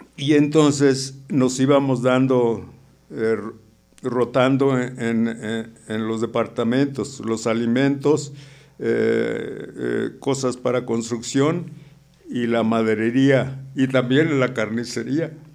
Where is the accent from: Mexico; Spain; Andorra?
Mexico; San Luis Potosí; moved away; Yo originario yo soy de San Luis Potosí